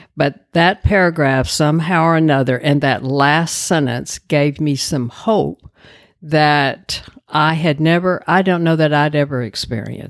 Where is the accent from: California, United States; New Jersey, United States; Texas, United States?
Texas, United States; Dallas; I grew up in Dallas